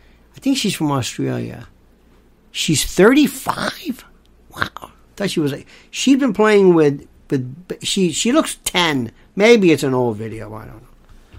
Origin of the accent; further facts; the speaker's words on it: Florida, United States; growing up in the South, I know people don't think Florida is the South. Believe me, it is.